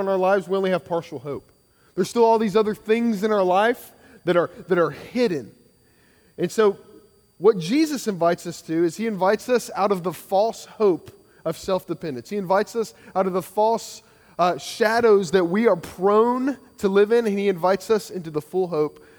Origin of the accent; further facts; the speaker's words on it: Kentucky, United States; now in Georgia, United States; I grew up in Kentucky